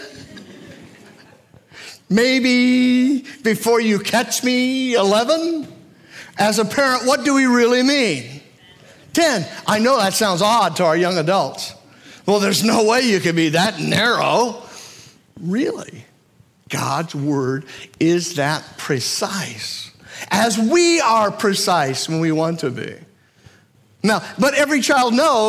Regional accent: United States; as an American

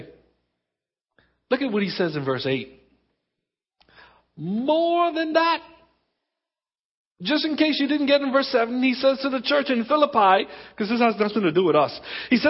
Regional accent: Exuma, Bahamas; also born or lived in Abaco; I was born in Baintown. I was born in the Abacos. I was raised in the Exumas.

